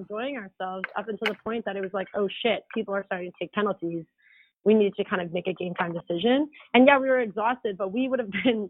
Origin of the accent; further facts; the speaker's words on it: East Coast, Atlantic Canada, Canada; Marie and I grew up on the East Coast.